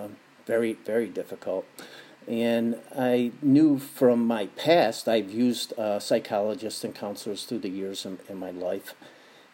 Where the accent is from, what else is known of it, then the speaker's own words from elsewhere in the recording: Buffalo, New York, United States; now in Santa Barbara, United States; I'm from Buffalo, and I'm living here in Santa Barbara, California now